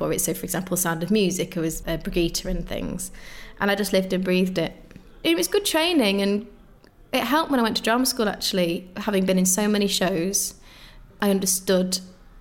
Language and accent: English; Macclesfield, North West England, United Kingdom; So I grew up in Macclesfield in Cheshire, so northwest